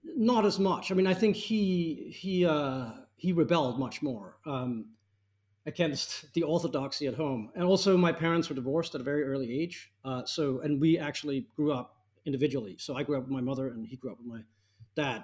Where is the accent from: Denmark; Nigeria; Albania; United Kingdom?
Denmark; Copenhagen, Capital Region of Denmark; I grew up in Copenhagen